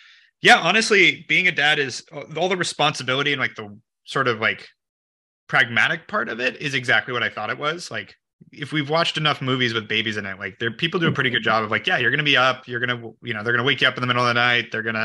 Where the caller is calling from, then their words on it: Santa Monica, California, United States; I'm dialing in from Santa Monica.